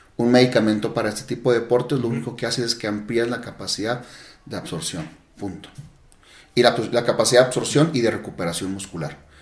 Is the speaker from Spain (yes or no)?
no; Mexico; yo como buen mexicano